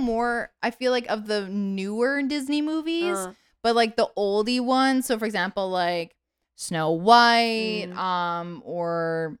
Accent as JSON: {"language": "English", "country": "Canada", "tie": "born or raised there", "said": "I'm born and raised in Canada."}